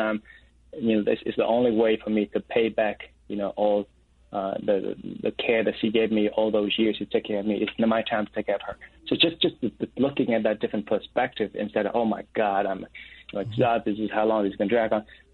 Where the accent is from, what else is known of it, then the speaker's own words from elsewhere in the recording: Vietnam; moved away; I'm an oldest brother, and then I'm from Vietnam